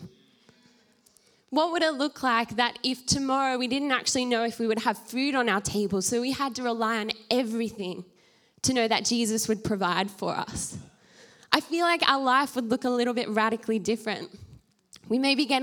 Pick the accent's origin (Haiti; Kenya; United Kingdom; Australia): Australia; as the Australian church